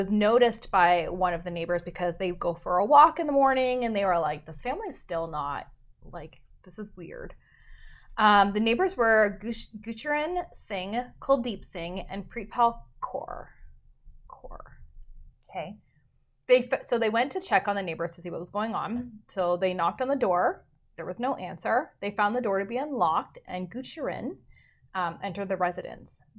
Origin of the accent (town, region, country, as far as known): Canada